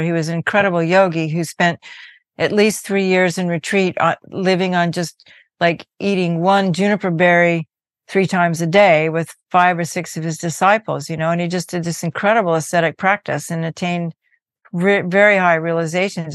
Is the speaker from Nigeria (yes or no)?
no; Berkeley, California, United States; I grew up in Berkeley, California, most of my life